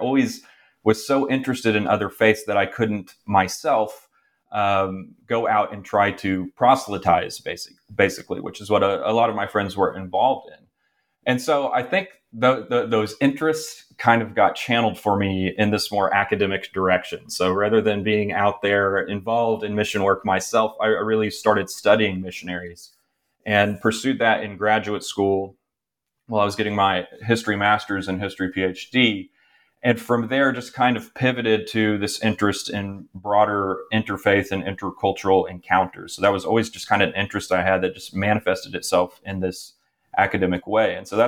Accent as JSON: {"language": "English", "region": "Oklahoma", "country": "United States", "tie": "born or raised there", "said": "I'm originally from Oklahoma, did all three of my degrees at the University of Oklahoma. And I grew up pretty religious, so I grew up Episcopalian, but in this kind of more evangelical environment in Oklahoma"}